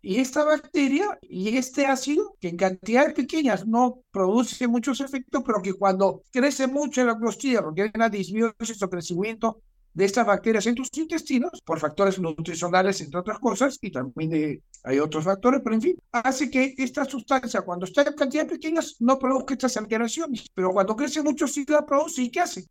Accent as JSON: {"language": "Spanish", "country": "Peru"}